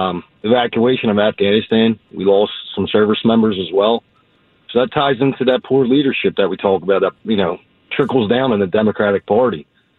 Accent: Philadelphia, Pennsylvania, United States; I was born and raised in Philadelphia. I'm a fourth generation Philadelphian.

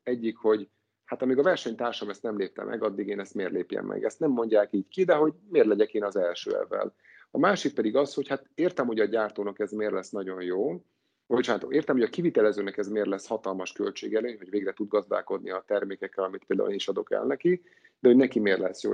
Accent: Hungary; mint magyar állampolgár

